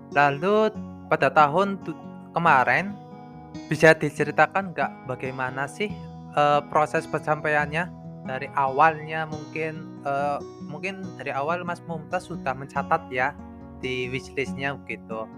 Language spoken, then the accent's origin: Indonesian; Purwokerto, Central Java, Indonesia; asal kotanya dari Purwokerto